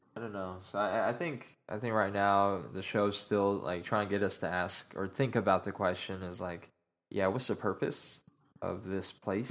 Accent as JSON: {"language": "English", "region": "Utah", "country": "United States", "moved": "yes", "lives_now": "Dallas, United States", "said": "I am originally from Utah, and my dad's side of the family is still all out there"}